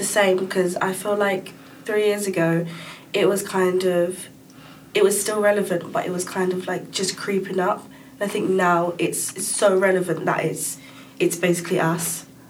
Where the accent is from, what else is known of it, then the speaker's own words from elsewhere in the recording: London, United Kingdom; moved away as an adult; now in Birmingham, United Kingdom; Originally from London, North London.